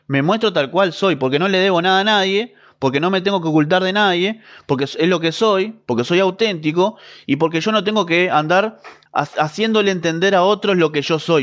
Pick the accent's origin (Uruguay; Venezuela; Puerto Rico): Uruguay; yo también soy de Uruguay, Mercedes, así que estamos acá cerquita